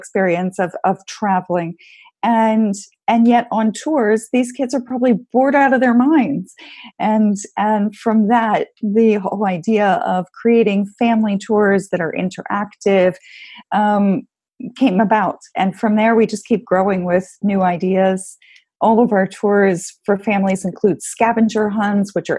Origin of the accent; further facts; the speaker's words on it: Maryland, United States; moved away as an adult; also born or lived in London, United Kingdom / Budapest, Hungary; now in Barcelona, Spain; I'm originally from Maryland